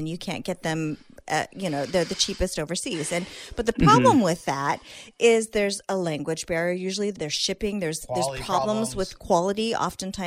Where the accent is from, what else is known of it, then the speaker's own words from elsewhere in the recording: Silicon Valley, California, United States; I grew up in Silicon Valley